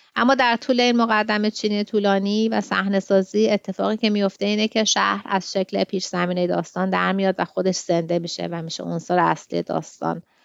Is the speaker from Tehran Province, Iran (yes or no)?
yes; Tehran, Tehran Province, Iran; moved away as an adult; now in Sydney, Australia; من توی غرب تهران بزرگ شدم